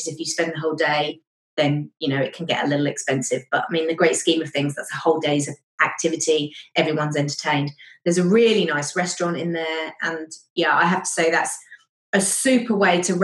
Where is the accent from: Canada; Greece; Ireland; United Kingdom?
United Kingdom; now in Germany; Being British